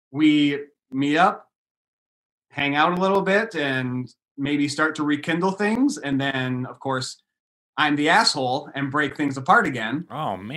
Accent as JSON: {"language": "English", "town": "Albion", "region": "Michigan", "country": "United States", "said": "We're from a small little city in Michigan called Albion."}